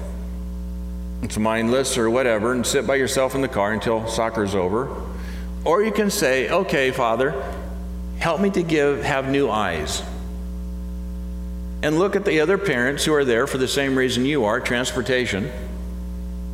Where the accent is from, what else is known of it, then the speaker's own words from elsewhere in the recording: United States; as an American